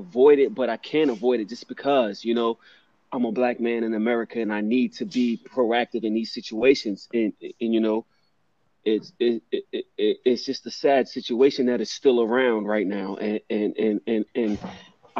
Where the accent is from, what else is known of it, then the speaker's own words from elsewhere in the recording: New York, United States; I'm from New York.